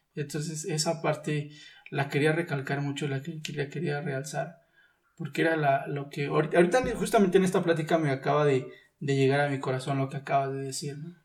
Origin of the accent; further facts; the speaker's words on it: Texcoco, State of Mexico, Mexico; also born or lived in Pachuca; yo soy de aquí de Texcoco, pero ah. yo estuve en, Pachuca, perdón, estuve estudiando en Pachuca